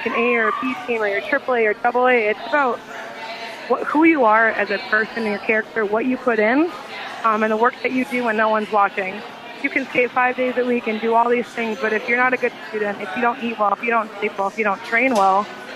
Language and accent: English; Minnesota, United States; now in Nashville, United States; I'm from Minnesota